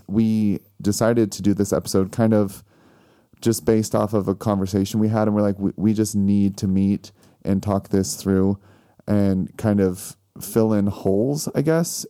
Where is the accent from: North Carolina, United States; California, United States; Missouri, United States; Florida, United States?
Missouri, United States; moved away; I'm from Missouri